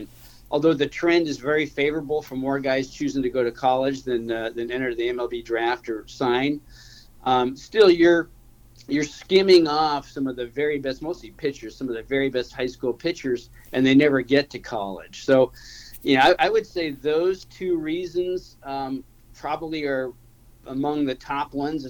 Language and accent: English; Bay Area, California, United States; I'm a West Coast guy. I grew up in the Bay Area and grew up with Pac-10, actually Pac-8 way back when, sports.